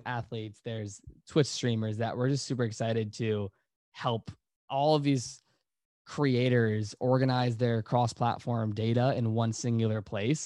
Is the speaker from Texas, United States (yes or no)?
no; Virginia, United States; we're all from Virginia